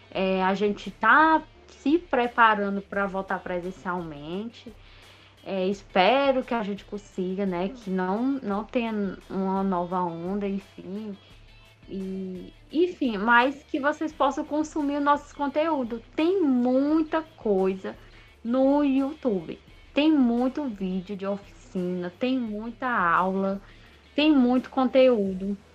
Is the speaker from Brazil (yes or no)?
yes; Northeast Region, Brazil; valorizar, resistir e divulgar a nossa cultura popular nordestina, nosso povo, nosso sotaque, ter orgulho do nosso sotaque, ter orgulho é, das nossas características, né? Enquanto a, a, gente povo, né, nordestino.